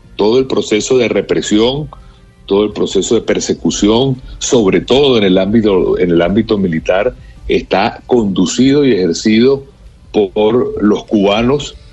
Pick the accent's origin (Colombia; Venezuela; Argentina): Venezuela; como venezolanos